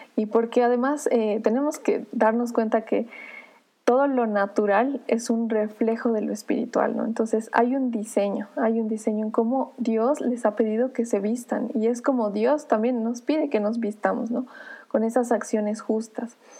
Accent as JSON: {"language": "Spanish", "country": "Bolivia", "said": "como boliviana"}